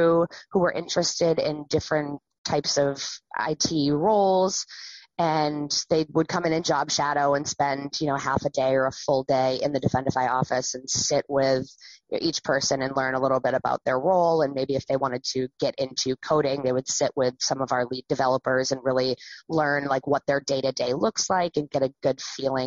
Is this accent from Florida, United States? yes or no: no; Wells, Maine, United States; I grew up around the Wells area